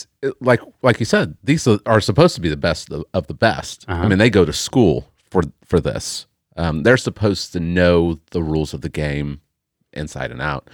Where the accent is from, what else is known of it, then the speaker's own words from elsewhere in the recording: Tulsa, Oklahoma, United States; Yeah, growing up in Tulsa, I was never around any military personnel at all.